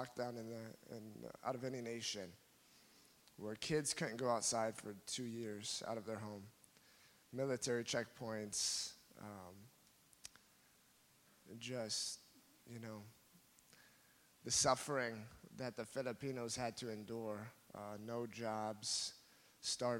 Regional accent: Fort Dodge, Iowa, United States; moved away as an adult; now in Philippines; I'm from Fort Dodge, Iowa

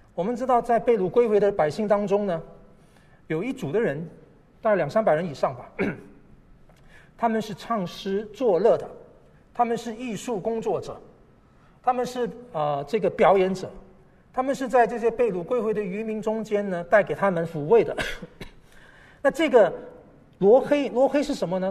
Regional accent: Malaysia; now in Taipei, Taiwan; 在马来西亚长大

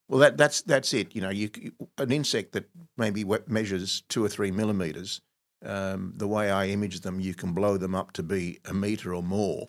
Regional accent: Egypt; now in Australia; I was actually born in Egypt

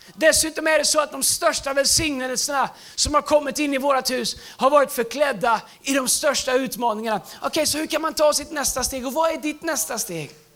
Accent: Tidaholm, Västra Götaland, Sweden; moved away as an adult; also born or lived in United States; min engelska lärare hemma i Tidaholm

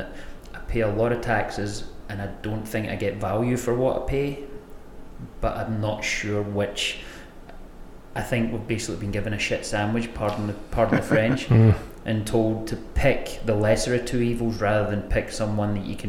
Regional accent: Scotland, United Kingdom; So my mum's Irish background. I was born and raised in Scotland

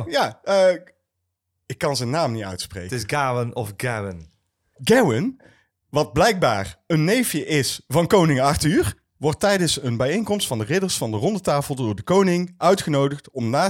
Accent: North Brabant, Netherlands; ja, maar we komen uit

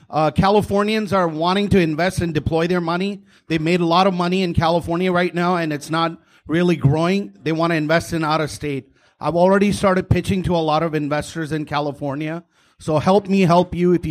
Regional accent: Canada; I'm from Canada. They asked me, "Do you have McDonald's out there?"

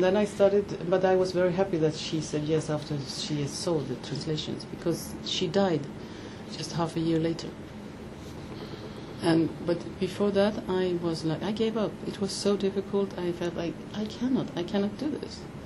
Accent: Denmark; moved away; I grew up in Denmark

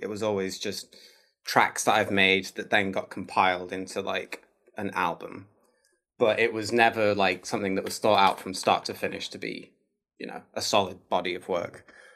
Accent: Manchester, North West England, United Kingdom; moved away as an adult; now in Oakland, United States; I'm from Manchester, so I'm from the same town

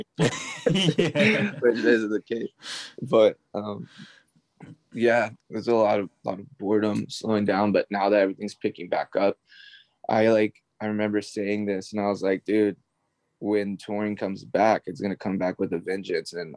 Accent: Texas, United States; I grew up in Texas

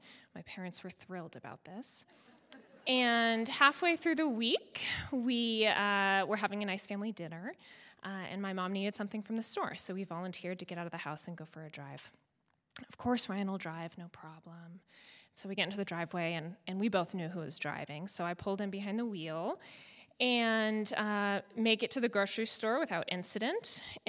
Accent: Netherlands; And so we were all a smart bunch, but we grew up very fast in Holland.

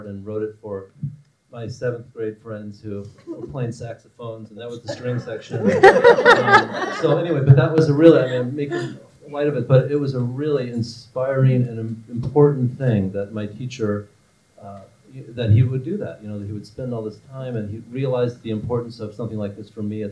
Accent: Midwest, United States; I grew up in the Midwest. And in small towns in the Midwest

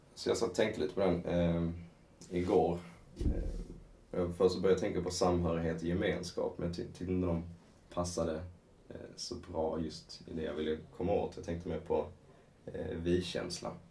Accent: Skåne, Sweden; accent: Scanian (skånska); man kan väl gå på min skånska

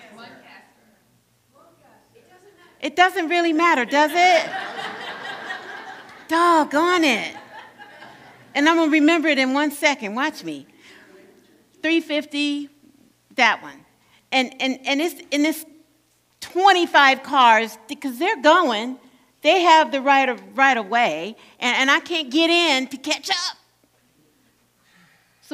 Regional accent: Gary, Indiana, United States; moved away; I'm from Gary, Indiana

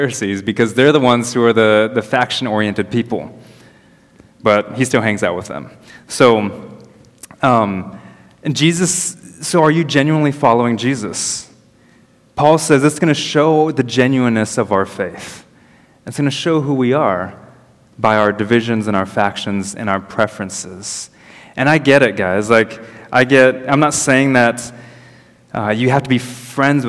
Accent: United States; moved away; I'm American

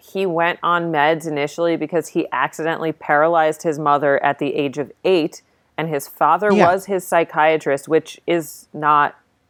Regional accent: New Jersey, United States; I'm from New Jersey

